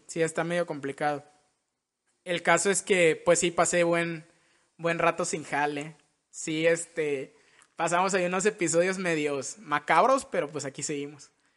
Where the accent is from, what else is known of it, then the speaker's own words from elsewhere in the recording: Villahermosa, Tabasco, Mexico; now in Mérida, Mexico; somos de Villahermosa nosotros. Somos chocos de la tierra del pozol